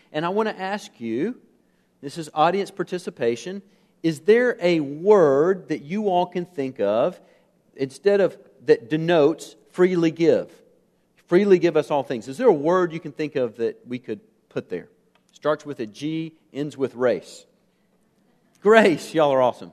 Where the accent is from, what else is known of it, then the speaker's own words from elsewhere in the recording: United States; As an American